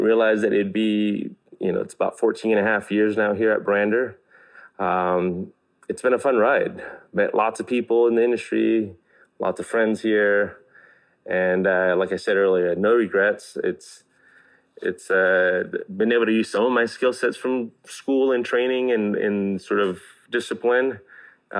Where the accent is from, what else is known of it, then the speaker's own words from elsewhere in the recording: Gonzales, California, United States; also born or lived in Greenfield, California; growing up in Gonzales and Greenfields, basically the Salinas Valley